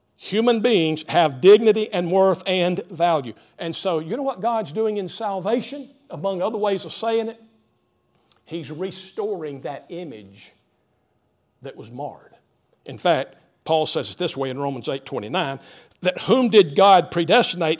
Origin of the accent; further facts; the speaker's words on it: Greenville, United States; growing up in the Greenville area